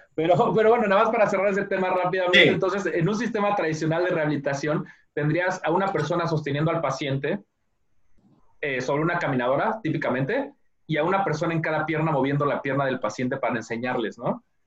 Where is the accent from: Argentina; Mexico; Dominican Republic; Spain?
Mexico; Mexico City; now in United States; yo soy mexicano, nací y crecí en, la Ciudad de México